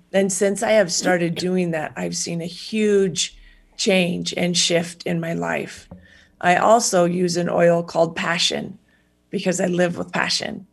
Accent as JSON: {"language": "English", "country": "United States", "said": "as an American citizen"}